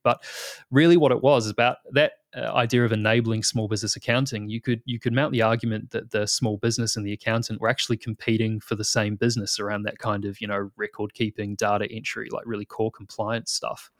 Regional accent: New Zealand; moved away as an adult; now in Australia

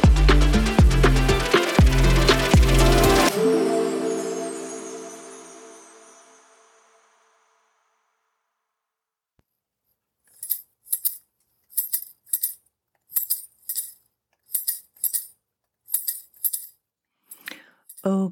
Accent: Asheville, North Carolina, United States; my hometown in Asheville, North Carolina

